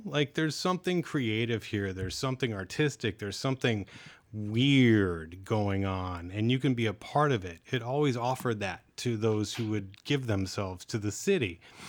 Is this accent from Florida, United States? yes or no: no; Texas, United States; now in San Francisco, United States; My family's from Detroit. I was born and raised in Texas.